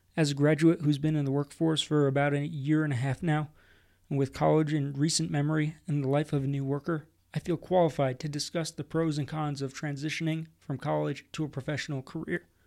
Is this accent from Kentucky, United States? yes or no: no; New Jersey, United States; now in Colorado, United States; Growing up in New Jersey at sea level and going to the shore when I was younger